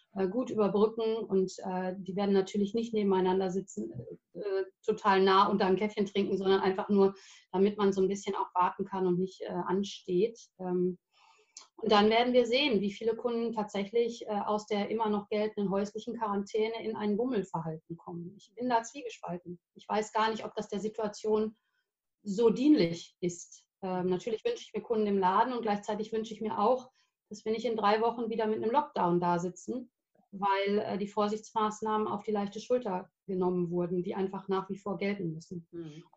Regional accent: Versmold, North Rhine-Westphalia, Germany; also born or lived in England / Denmark; ich bin in Versmold geboren, also gar nicht so weit von hier

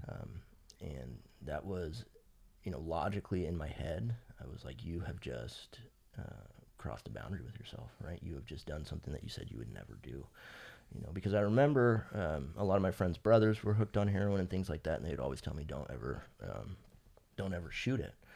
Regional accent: Fresno, California, United States; also born or lived in North Carolina; I have lived in Fresno since I was three months old till, till now

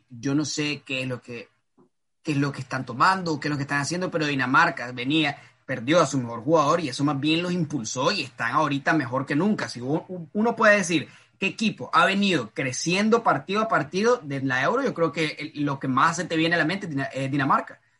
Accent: Nicaragua; solo soy nicaragüense, pero.

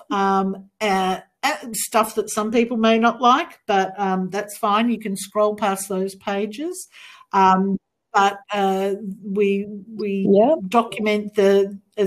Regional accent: Melbourne, Victoria, Australia; my hometown of Melbourne

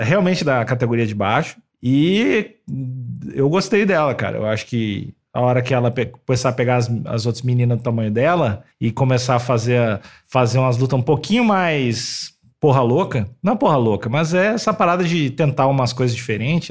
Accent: Rio Grande do Sul, Brazil; accent: gaúcho; eu tendo a ficar mais gaúcho, que é a minha origem, é o bah. jeito que eu fiquei, aprendi a falar, eu tento puxar o sotaque mais gaúcho.

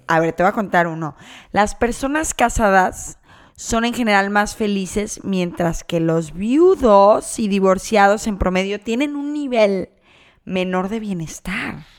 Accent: Guadalajara, Jalisco, Mexico; now in Canada; yo soy de Guadalajara, regreso a Guadalajara

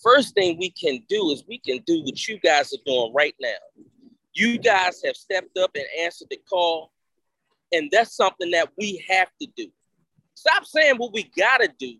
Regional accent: Philadelphia, Pennsylvania, United States; moved away; I'm a Philadelphian forever.

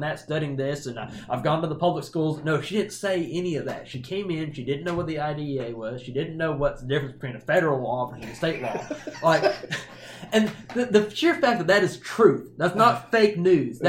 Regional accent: United States; as an American

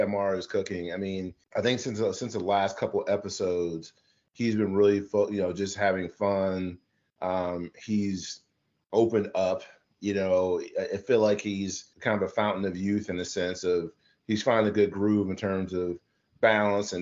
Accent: Midwest, United States; moved away; also born or lived in the South; growing up in the South, but growing up in the Midwest, but understanding it and cooking in the South for a long time

